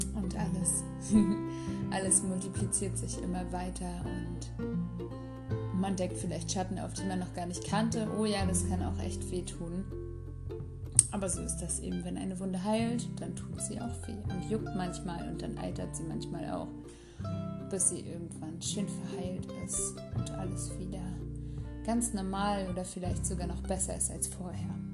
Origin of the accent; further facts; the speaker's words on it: Rostock, Mecklenburg-Vorpommern, Germany; Ich komme aus Rostock.